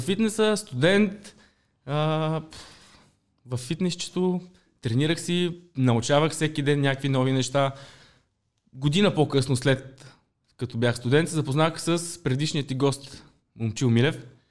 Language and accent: Bulgarian; Pleven, Pleven Province, Bulgaria; moved away as an adult; also born or lived in Sofia; Нямаше какво вече да правя в моя роден град Плевен, трябваше да се ориентирам към столицата.